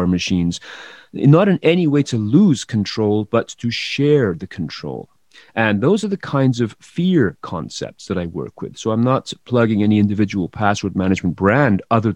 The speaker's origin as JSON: {"language": "English", "region": "England", "country": "United Kingdom", "moved": "yes", "said": "I come from England originally"}